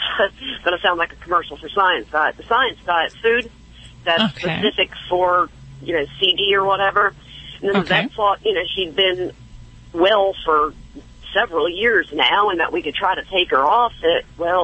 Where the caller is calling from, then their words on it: Jacksonville, Florida, United States; Jacksonville, Florida.